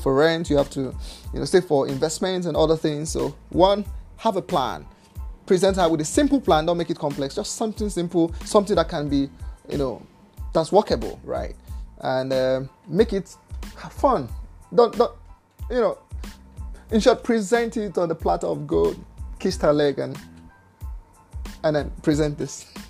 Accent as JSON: {"language": "English", "country": "Nigeria", "said": "I'm from Nigeria"}